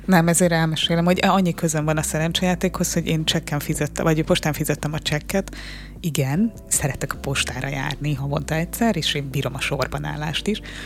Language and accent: Hungarian; Hungary; egy 10 milliós ország vagyunk